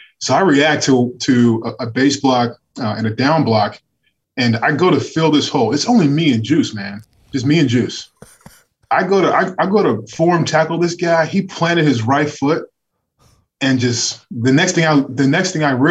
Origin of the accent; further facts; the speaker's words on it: Muncie, Indiana, United States; I'm from Delaware County, a little Muncie, Indiana